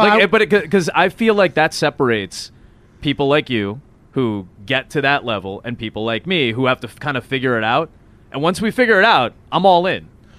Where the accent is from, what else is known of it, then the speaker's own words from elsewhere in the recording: Chicago, Illinois, United States; Chicago, suburban Chicago.